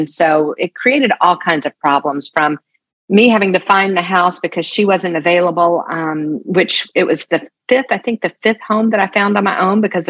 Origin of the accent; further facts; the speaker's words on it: the South, United States; I wasn't Texan, right? I didn't own cowboy boots. I didn't speak the language, even though I was from the South.